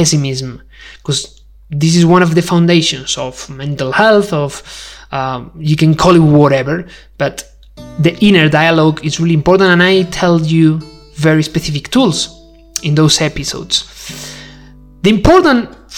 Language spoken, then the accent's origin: English; Spain; English is a second language; I'm not English, I'm not English speaker. I do speak English, but I'm Spanish